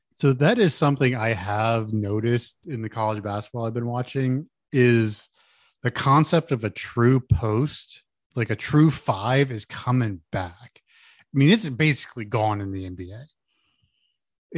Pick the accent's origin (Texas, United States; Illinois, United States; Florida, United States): Texas, United States; Houston; I grew up in Houston